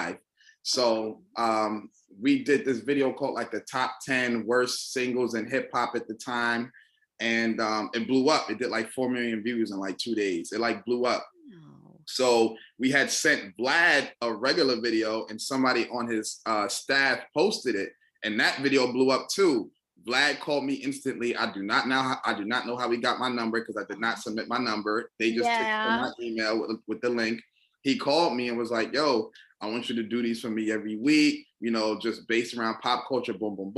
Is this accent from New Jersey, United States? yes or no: yes; Irvington, New Jersey, United States; also born or lived in Newark, New Jersey; I'm from Irvington, New Jersey. That's not where I reside now